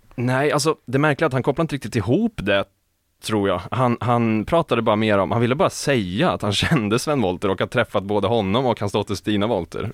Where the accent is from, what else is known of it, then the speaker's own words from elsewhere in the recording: Skaraborg, Västra Götaland, Sweden; inte min hemstad, men min hemregion, Skaraborg